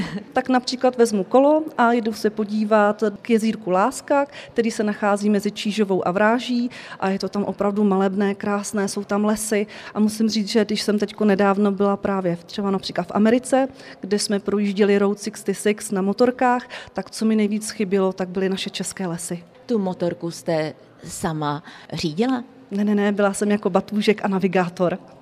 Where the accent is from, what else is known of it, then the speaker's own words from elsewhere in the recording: Písek, South Bohemian Region, Czechia; Já pocházím z Písku, bydlím nedaleko v jedné malé vesnici